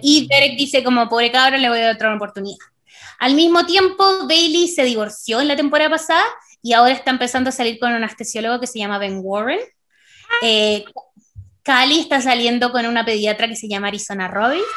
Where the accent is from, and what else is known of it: Chile